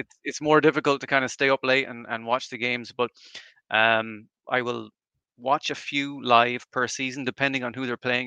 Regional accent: Galway, Connacht, Ireland; born and raised in Ireland, here in Galway

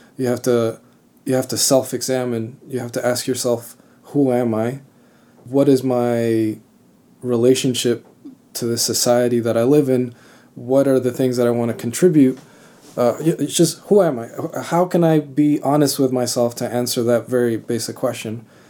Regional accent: Miami, Florida, United States; also born or lived in Cuba; I was born in Cuba, but I grew up in Florida. Uh, I grew up fairly close to the Everglades. I lived in, in Kendall, in Miami

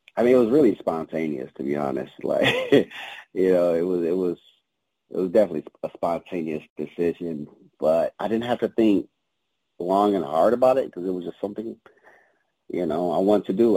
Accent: Detroit, Michigan, United States; moved away; growing up in the D was was pretty tough

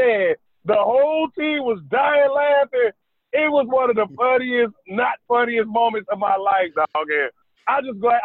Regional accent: Dayton, Ohio, United States; moved away as an adult; now in South Carolina, United States; I'm from Dayton, Ohio. We're only like an hour and 25 minutes from Lexington, Kentucky

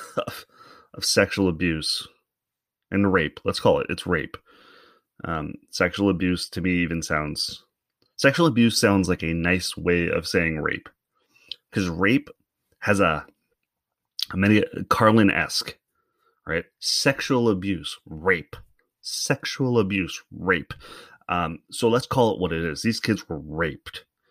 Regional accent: Canada

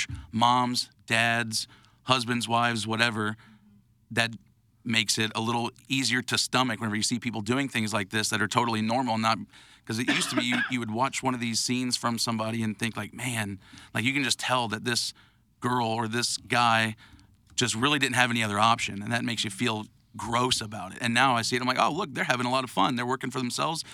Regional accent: St. Louis, Missouri, United States; we're from St. Louis

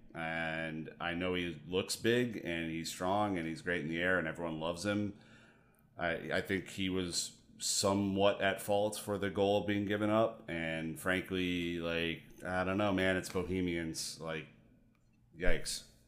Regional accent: United States; me being an American

